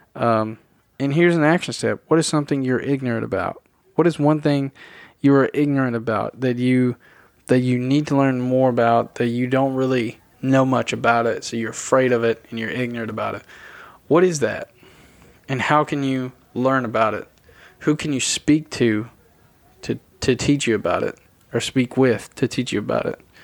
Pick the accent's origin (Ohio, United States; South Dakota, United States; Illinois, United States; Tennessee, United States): Tennessee, United States; I was born and raised in Tennessee